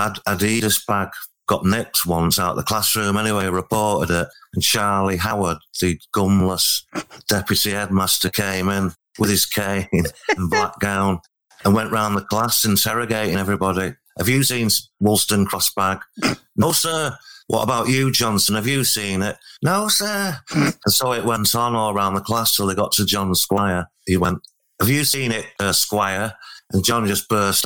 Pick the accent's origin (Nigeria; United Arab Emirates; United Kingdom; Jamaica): United Kingdom; Altrincham, North West England; I was born in Altrincham, not far from Altrincham Football Club on Grove Lane